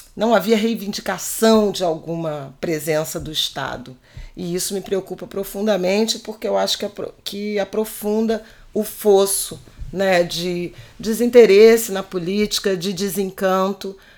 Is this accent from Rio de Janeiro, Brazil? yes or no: yes; Rio de Janeiro, Brazil; como carioca